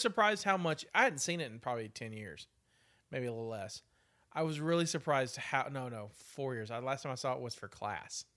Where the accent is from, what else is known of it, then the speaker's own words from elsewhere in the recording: United States; we're American